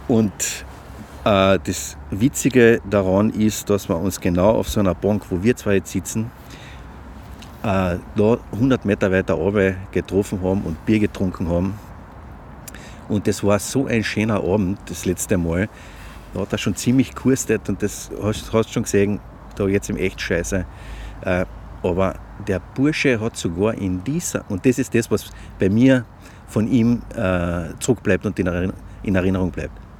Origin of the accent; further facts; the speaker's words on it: Klagenfurt, Carinthia, Austria; ich komme aus Klagenfurt